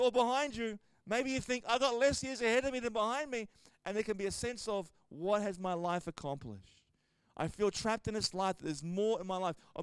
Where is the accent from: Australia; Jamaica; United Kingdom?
Australia